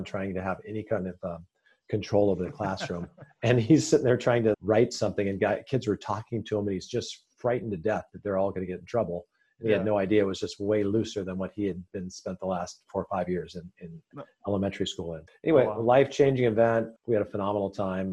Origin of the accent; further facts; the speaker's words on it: Sun Valley, Idaho, United States; now in California, United States; we grew up actually in Sun Valley, Idaho